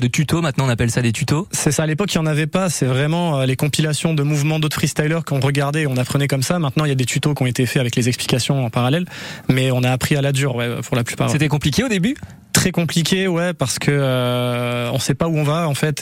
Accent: Dreux, Centre-Val de Loire, France; also born or lived in Basque Country; now in Ciboure, France; je suis né en Eure-et-Loire, donc à Dreux précisément

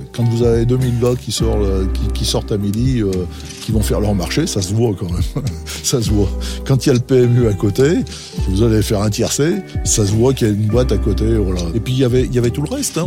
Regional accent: Roanne, Auvergne-Rhône-Alpes, France; moved away as an adult; also born or lived in Saint-Étienne; je suis originaire de Rouen

